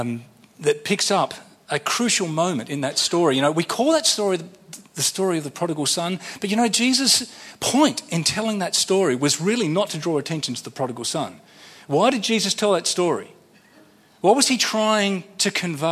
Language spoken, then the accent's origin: English; Sydney, New South Wales, Australia; I'm from Sydney